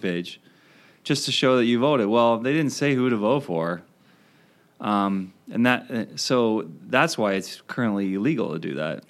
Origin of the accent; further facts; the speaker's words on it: Maryland, United States; moved away as an adult; also born or lived in Wisconsin; now in Madison, United States; I grew up in Maryland and I came out to Wisconsin